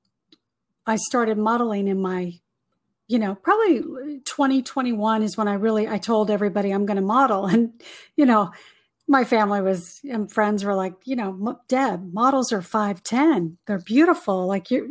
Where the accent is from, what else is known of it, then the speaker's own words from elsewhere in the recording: California, United States; I'm born and raised in California